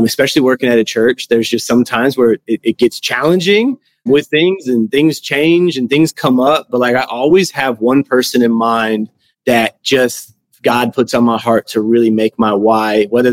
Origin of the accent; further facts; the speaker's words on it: Denver, Colorado, United States; moved away as an adult; now in Tulsa, United States; I was born and raised in Denver, Colorado